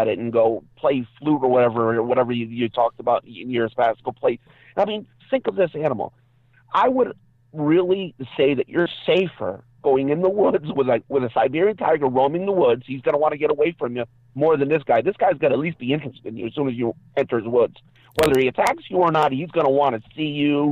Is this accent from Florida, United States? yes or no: no; Massachusetts, United States; moved away as an adult; now in North Carolina, United States; Growing up in Massachusetts